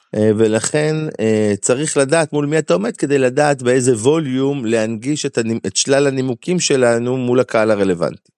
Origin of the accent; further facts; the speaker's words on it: Galilee, Israel; also born or lived in Amuka; אנחנו אנשי הגליל